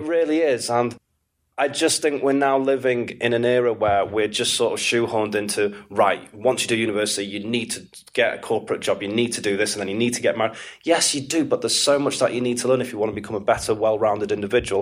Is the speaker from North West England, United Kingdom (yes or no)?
yes; Manchester, North West England, United Kingdom; moved away as an adult; also born or lived in Istanbul / Morocco / New York / Miami; I was born and raised in Manchester. I mm. uh, grew up just outside of Manchester, though, just in between Knutsford and Altrincham